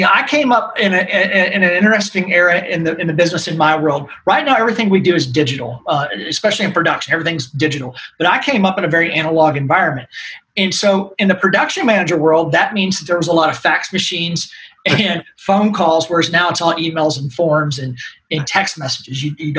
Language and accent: English; Nashville, Tennessee, United States; But, you know, I grew up here in Nashville, which is not many of us that are in this industry that grew up here now.